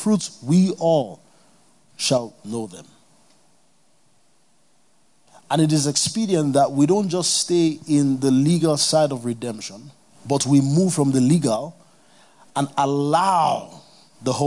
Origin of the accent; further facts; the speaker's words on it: Kano, Kano State, Nigeria; I grew up in Kano